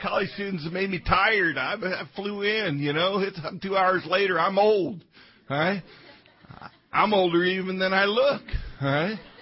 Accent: Colorado, United States; now in Omaha, United States; I was raised in Colorado

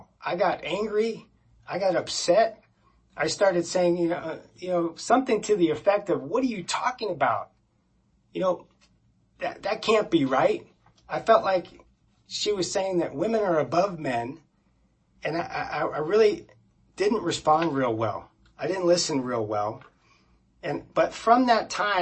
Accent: Florida, United States; we grew up in Florida in a very conservative family

